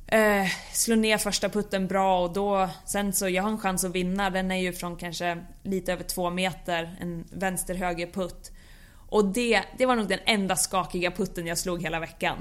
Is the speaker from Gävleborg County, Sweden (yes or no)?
yes; Bollnäs, Gävleborg County, Sweden; jag växte upp på Bollnäs Golfklubb